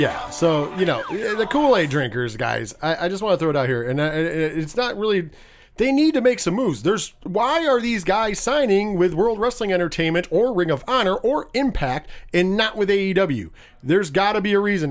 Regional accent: New York, United States; I'm from New York

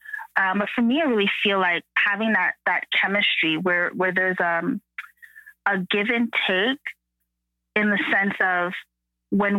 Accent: Canada; I'm first generation Canadian

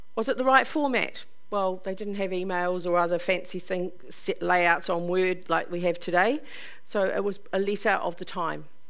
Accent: Upper Hutt, Wellington, New Zealand; I'm from Upper Hutt

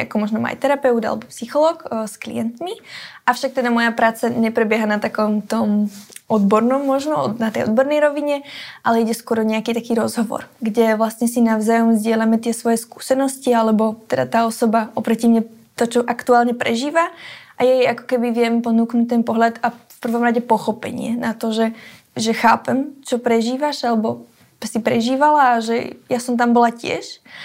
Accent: Záhorie, Bratislava Region, Slovakia; tú moju rodnú dedinu, alebo teda tú oblasť, ten kraj

